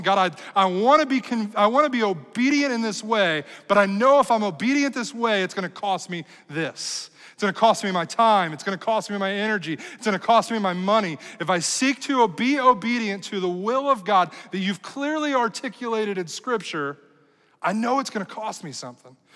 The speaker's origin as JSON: {"language": "English", "country": "United States", "said": "as American people"}